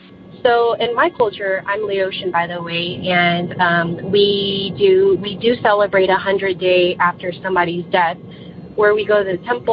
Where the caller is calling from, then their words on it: Sacramento, California, United States; I'm calling from Sacramento, California.